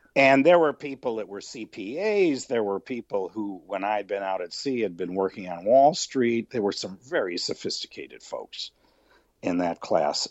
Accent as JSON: {"language": "English", "area": "just outside of Chicago", "region": "Illinois", "country": "United States", "tie": "born or raised there", "said": "I grew up just outside of Chicago"}